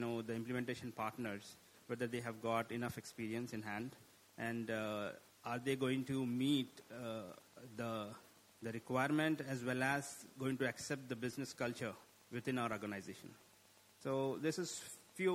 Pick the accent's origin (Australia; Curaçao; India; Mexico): India; now in Qatar; I'm basically from India and I'm based out of Qatar